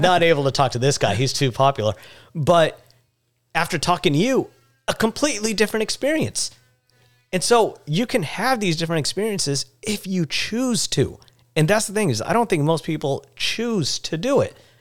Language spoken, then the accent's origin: English; India; growing up, uh, as an Indian, I would always have my head down as a sign of respect